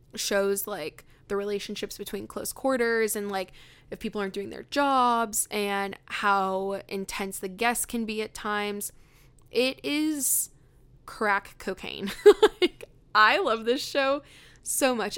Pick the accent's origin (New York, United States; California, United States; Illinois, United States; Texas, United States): California, United States; Riverside; moved away; I grew up in, um, Riverside, California